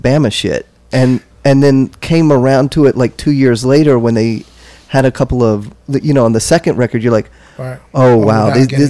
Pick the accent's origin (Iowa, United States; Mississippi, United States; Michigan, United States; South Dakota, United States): Mississippi, United States; I was in college in 94, and 94, 95, somebody played, and I'm from Mississippi